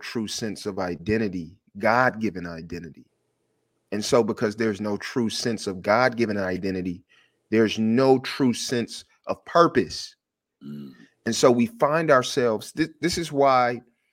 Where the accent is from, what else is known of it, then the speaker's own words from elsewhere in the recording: Detroit, Michigan, United States; I'm from Detroit.